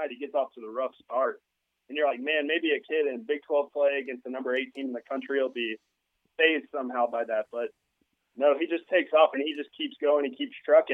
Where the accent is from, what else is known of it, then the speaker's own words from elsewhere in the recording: Tulsa, Oklahoma, United States; also born or lived in Norman, Oklahoma; I grew up in Tulsa